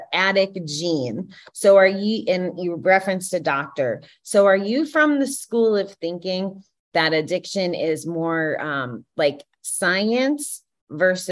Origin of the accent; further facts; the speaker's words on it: Connecticut, United States; I grew up in Connecticut